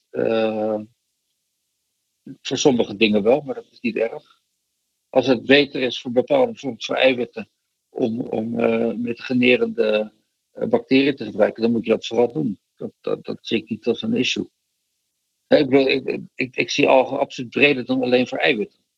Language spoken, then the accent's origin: Dutch; Rotterdam, South Holland, Netherlands; also born or lived in Delft; in Delft geboren, maar eh, ik ben wel getogen in Rotterdam.